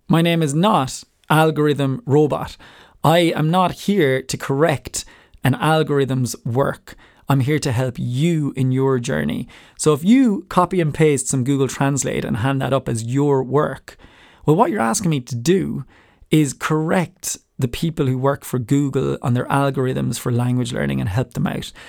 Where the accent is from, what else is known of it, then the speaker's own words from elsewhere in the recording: Ireland; I have a different accent 'cause I'm from Ireland